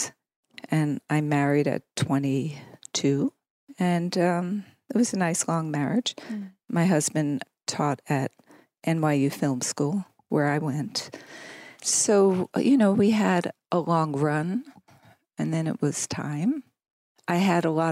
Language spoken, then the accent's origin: English; northern New Jersey, United States; moved away as an adult; also born or lived in New York City; I grew up in New Jersey, northern New Jersey. We moved down the shore, as we say on the East Coast.